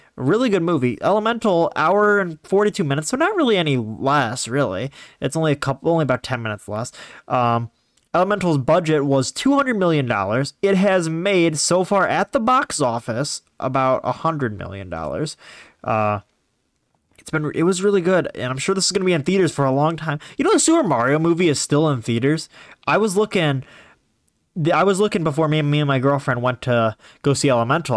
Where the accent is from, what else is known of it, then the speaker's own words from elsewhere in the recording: Ohio, United States; I'm from Ohio